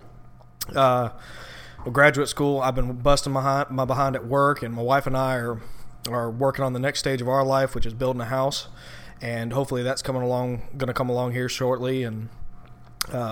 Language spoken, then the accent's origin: English; Slidell, Louisiana, United States; also born or lived in Southeast Georgia; I grew up in Slidell, Louisiana, and my dad, when I was growing up until I was about 12, 13, he was not around